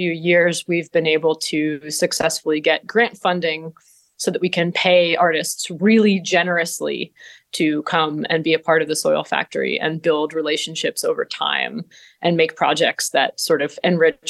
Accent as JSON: {"language": "English", "region": "Vermont", "country": "United States", "tie": "born or raised there", "moved": "as an adult", "lives_now": "Ithaca, United States", "said": "I'm from Vermont originally, and I grew up kind of in the rain shadow of bread and puppet theater"}